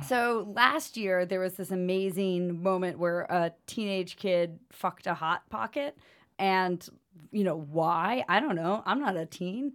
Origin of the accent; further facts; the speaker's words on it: United States; as an American woman